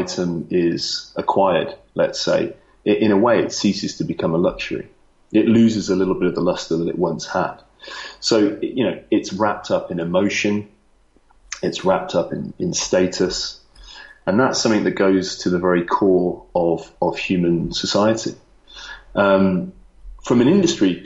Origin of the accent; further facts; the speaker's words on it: Lichfield, West Midlands, United Kingdom; moved away as an adult; also born or lived in London; now in Singapore; I am from I'm from a place called Lichfield in Staffordshire